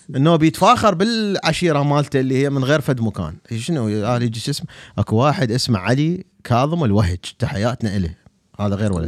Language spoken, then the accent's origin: Arabic; Baghdad, Baghdad Governorate, Iraq; أنا بغدادي